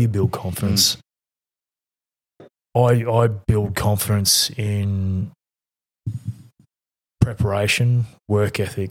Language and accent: English; North Queensland, Australia; I'm from North Queensland